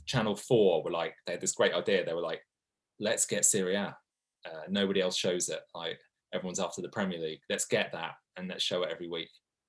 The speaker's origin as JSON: {"language": "English", "town": "Milan", "region": "Lombardy", "country": "Italy", "tie": "born or raised there", "said": "they were almost a mythical team when I was growing up in Milan."}